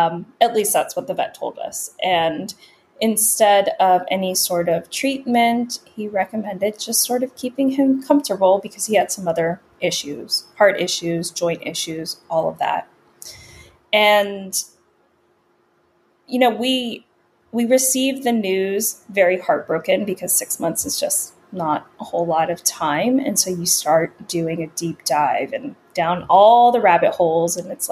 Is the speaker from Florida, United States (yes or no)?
no; Virginia, United States; also born or lived in Los Angeles, California / New York / Pennsylvania / Washington, D.C.; I was born in Los Angeles and we moved from California to New York, back to California, to Pennsylvania, to Washington, D.C. And then I spent most of my adolescence and early adult years in the Northern Virginia area